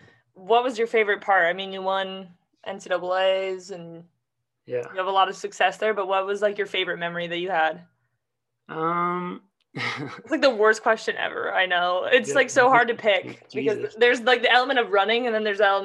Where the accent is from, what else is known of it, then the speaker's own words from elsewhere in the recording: California, United States; coming from California